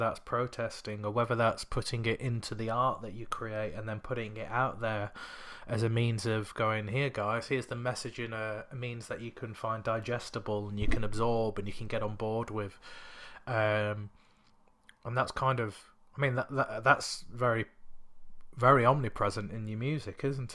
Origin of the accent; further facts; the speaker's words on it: United Kingdom; growing up in the country as a British citizen, but also a person of colour